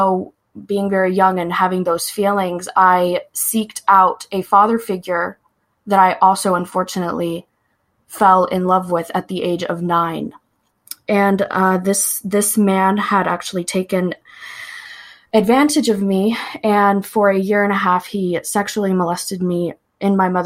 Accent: Lawton, Oklahoma, United States; I live where I was born and raised in Lawton, Oklahoma

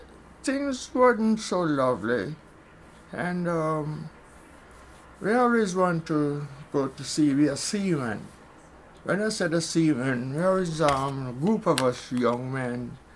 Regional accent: Somerton, Saint James, Jamaica; born there; In St. James.

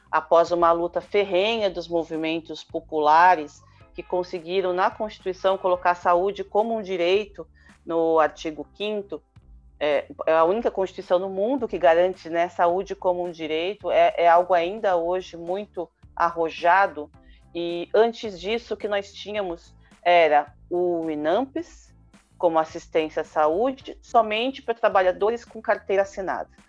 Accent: São Paulo, Brazil; presidente da Associação Artemis e membro do mandato coletivo da bancada ativista, sou de São Paulo

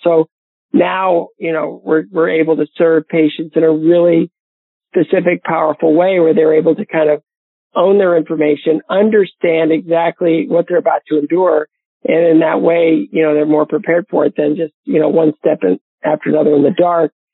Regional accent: Bowling Green, Ohio, United States; my hometown of Bowling Green, Ohio

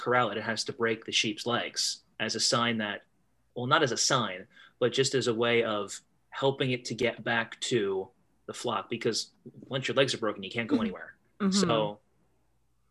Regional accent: Eastern Pennsylvania, United States; moved away as an adult; now in Northwest Ohio, United States; I live in Northwest Ohio. Not from here. I was born in Eastern Pennsylvania, and my job brought me out here.

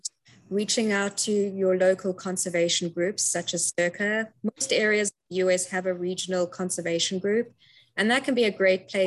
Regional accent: Cape Town, Western Cape, South Africa; moved away as an adult; also born or lived in United Kingdom; I'm originally from Cape Town, South Africa, hence the accent you're hearing

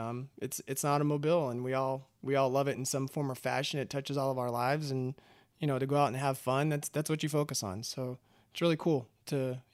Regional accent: Austin, Texas, United States; So originally, I'm just a kid from Texas. I grew up in born in Austin and lived in and around Austin. Grew up there

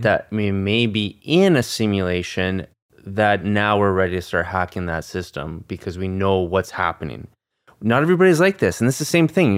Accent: Canada; we're Canadian

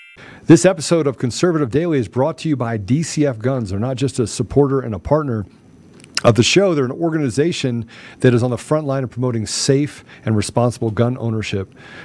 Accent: Washington, District of Columbia, United States; the Washington, D.C. area, where I'm from. So I was born and raised in Washington.

